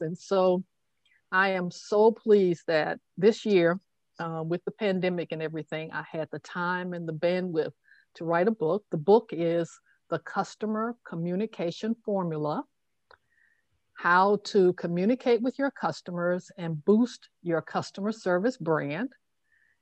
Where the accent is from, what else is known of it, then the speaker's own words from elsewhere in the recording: Tuscaloosa, Alabama, United States; growing up in Tuscaloosa, Alabama